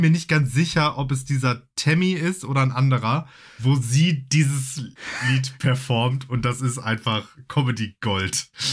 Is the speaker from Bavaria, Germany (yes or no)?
no; Essen, North Rhine-Westphalia, Germany; ich bin ja in, in Essen groß geworden